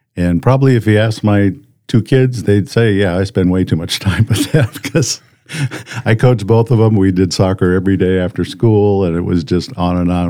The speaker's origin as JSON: {"language": "English", "town": "Colorado Springs", "region": "Colorado", "country": "United States", "tie": "born or raised there", "moved": "as an adult", "lives_now": "Brandon", "said": "we grew up in Colorado, Colorado Springs"}